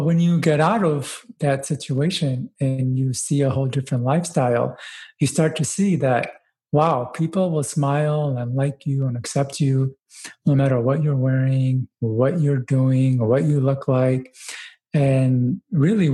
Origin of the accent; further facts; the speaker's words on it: United States; also born or lived in Dubai, UAE / Pakistan; growing up in the States